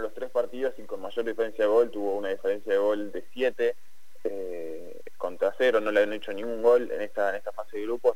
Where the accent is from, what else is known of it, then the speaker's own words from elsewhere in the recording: Argentina; siendo argentino